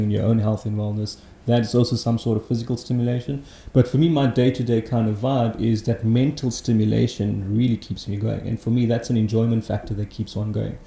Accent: Johannesburg, Gauteng, South Africa; So I grew up in Johannesburg, humble upbringing, working class family

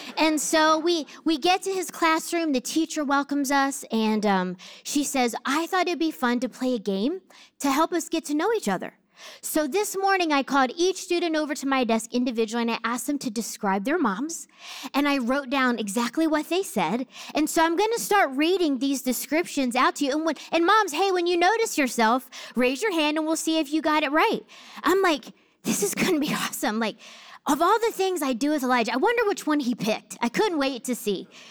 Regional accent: New Jersey, United States; I grew up in Jersey

